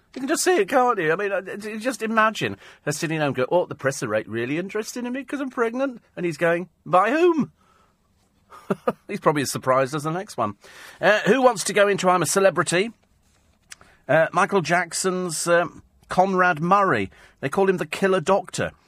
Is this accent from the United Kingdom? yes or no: yes; United Kingdom; We're so British